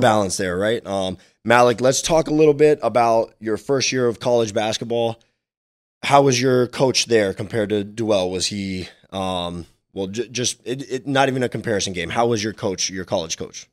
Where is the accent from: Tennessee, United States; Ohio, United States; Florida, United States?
Florida, United States; Miami; I was super young and I was growing up in Miami